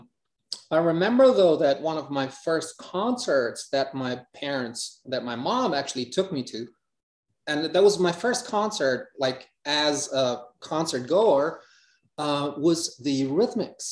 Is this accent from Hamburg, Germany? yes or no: yes; Hamburg, Germany; English is a second language; life in Hamburg